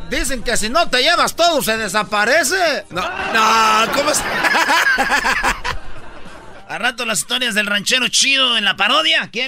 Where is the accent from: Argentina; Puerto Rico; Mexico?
Mexico; México, güey. Perdón por mi acento.